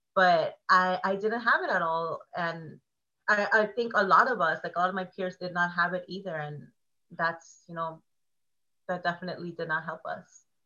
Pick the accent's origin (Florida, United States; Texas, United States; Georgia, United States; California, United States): California, United States; Oceanside; I'm from Oceanside, which is oh, North County, San Diego, throwing up the O.